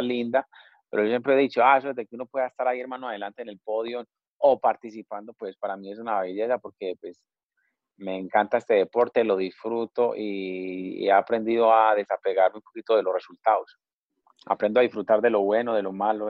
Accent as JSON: {"language": "Spanish", "country": "Colombia", "moved": "as an adult", "said": "uno como colombiano"}